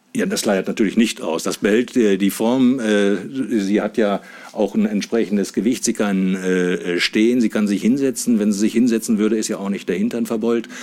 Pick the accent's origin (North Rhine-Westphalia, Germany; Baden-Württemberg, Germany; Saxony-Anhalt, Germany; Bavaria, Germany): Saxony-Anhalt, Germany; Wernigerode; Ich komme aus Wernigerode, das ist im Harz in Sachsen-Anhalt